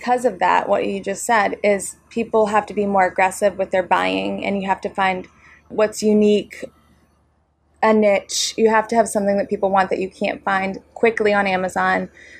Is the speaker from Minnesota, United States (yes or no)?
no; North Shore, Massachusetts, United States; we're from the North Shore.